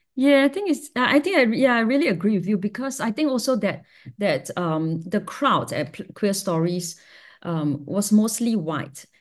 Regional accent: Singapore; growing up in Singapore is a, is a, is a fiercely heteronormative

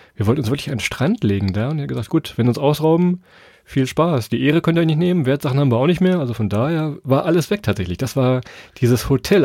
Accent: Weserbergland, Lower Saxony, Germany; Wir kommen ja aus Niedersachsen, aus dem Weserbergland.

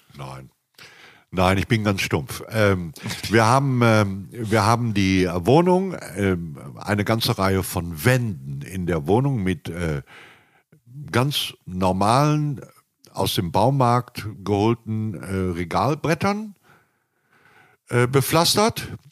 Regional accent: Hamm, North Rhine-Westphalia, Germany; also born or lived in Münster; Ich bin innerhalb von Hamm sehr viel umgezogen

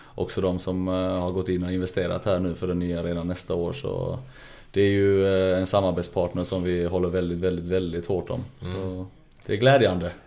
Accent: Lund, Skåne, Sweden; accent: Rikssvenska; moved away; där växte vi upp eh, på Gunnesbo, mina första 15 år

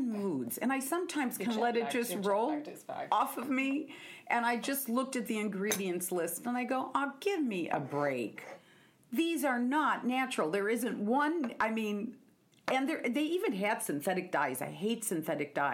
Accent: Seattle, Washington, United States; I'm from Seattle

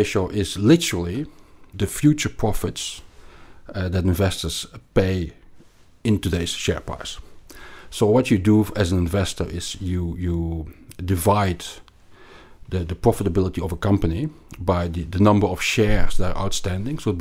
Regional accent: Belgium; like you can probably hear from my accent, I grew up in Belgium, and we learned French at school

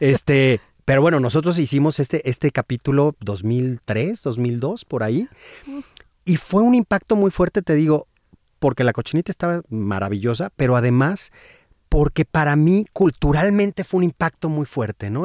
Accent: San Luis Potosí, Mexico; moved away; yo soy de San Luis Potosí no es una región y, del, del, centro, o sea, de la capital.

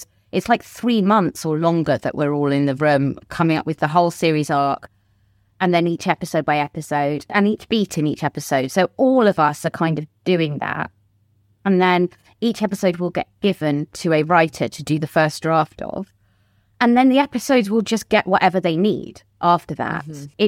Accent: United Kingdom; Yeah, I'm British.

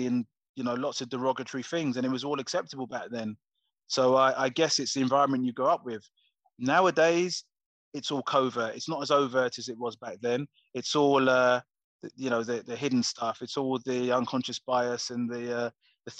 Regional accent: Coventry, West Midlands, United Kingdom; I was from Coventry originally

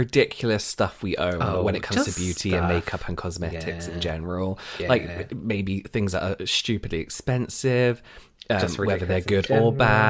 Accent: England, United Kingdom; I'm going to call them flannels, sorry, because I'm English and I'm used to calling them flannels.

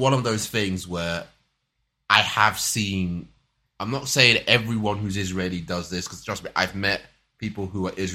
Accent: London, United Kingdom; accent: Cockney; my Cockney accent

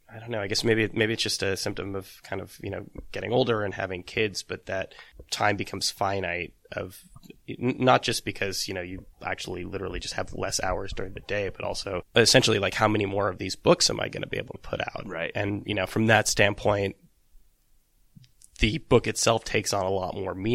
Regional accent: Bay Area, California, United States; I'm from the Bay Area

